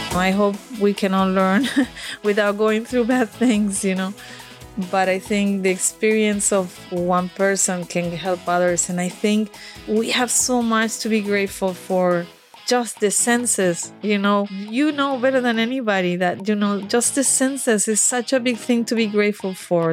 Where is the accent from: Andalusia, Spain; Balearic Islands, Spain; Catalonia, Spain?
Andalusia, Spain; Málaga; English is a second language; moved away as an adult; also born or lived in United States; I grew up in Spain